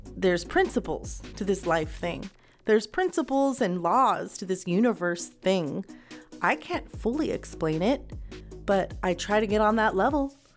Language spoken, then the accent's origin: English; United States; I am an American